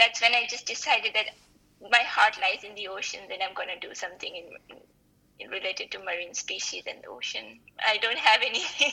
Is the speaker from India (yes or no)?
yes; the mountains near the Himalayas, India; I am from India, and I'm from the mountains near the Himalayas